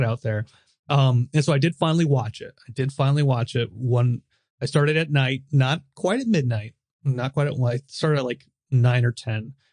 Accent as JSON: {"language": "English", "country": "United States", "said": "I'm American"}